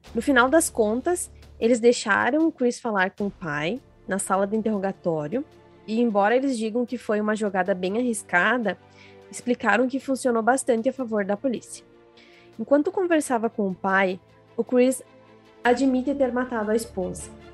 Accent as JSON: {"language": "Portuguese", "town": "Ivorá", "region": "Rio Grande do Sul", "country": "Brazil", "tie": "born or raised there", "lives_now": "Frederico Westphalen, Brazil", "said": "Eu sou gaúcha, eu sou natural de uma cidade bem pequena chamada Ivorá, mas atualmente eu moro em Frederico Westphalen"}